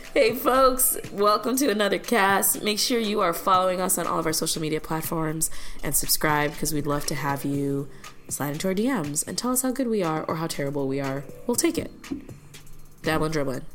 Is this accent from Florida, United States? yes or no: no; Illinois, United States; moved away; my home state of Illinois